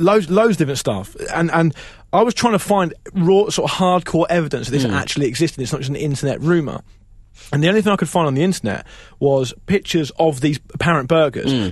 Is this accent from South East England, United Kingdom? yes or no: yes; Portsmouth, South East England, United Kingdom; I'm from Portsmouth